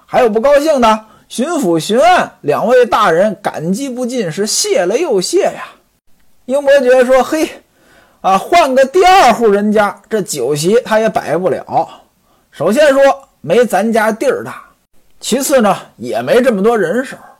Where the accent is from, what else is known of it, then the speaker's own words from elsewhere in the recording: Hebei, China; 我的老家河北